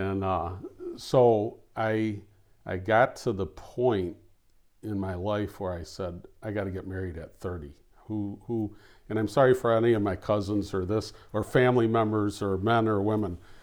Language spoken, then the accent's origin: English; Oak Park, Michigan, United States; I grew up in Oak Park